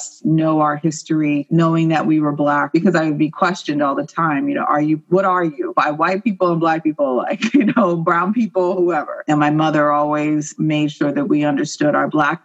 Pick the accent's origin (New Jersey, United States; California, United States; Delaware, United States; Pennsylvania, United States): Pennsylvania, United States; right outside of Philadelphia; also born or lived in West Chester, Pennsylvania; I was brought up right outside of Philadelphia, right on the Mason-Dixon line.